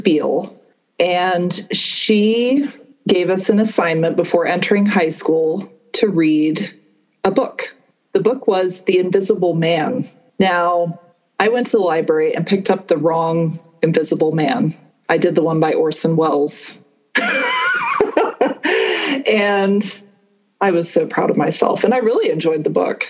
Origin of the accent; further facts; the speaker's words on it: Atlanta, Georgia, United States; also born or lived in Connecticut; I grew up outside of Atlanta, Georgia. I was born in Connecticut